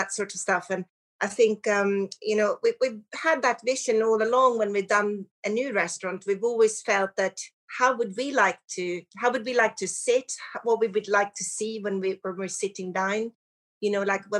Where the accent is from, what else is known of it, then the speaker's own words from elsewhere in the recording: Sweden; moved away as an adult; also born or lived in Surrey, England / London; now in United Kingdom; I'm from Sweden and I came over to the UK to study hotel and restaurant management